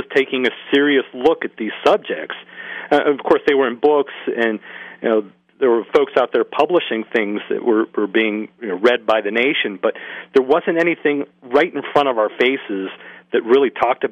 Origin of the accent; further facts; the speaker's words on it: Greensburg, Pennsylvania, United States; my hometown of Greensburg, Pennsylvania